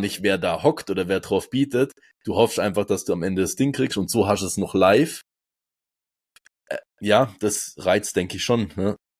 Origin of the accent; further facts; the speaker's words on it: Switzerland; ich bin aus der Schweiz